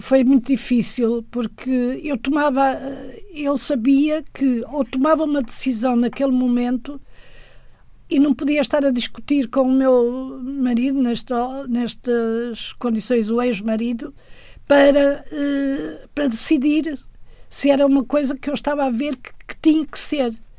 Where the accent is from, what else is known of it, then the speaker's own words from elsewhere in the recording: Guimarães, Norte, Portugal; moved away as an adult; also born or lived in Tadim, Minho / France; Cresci em Guimarães, Brito, em Brito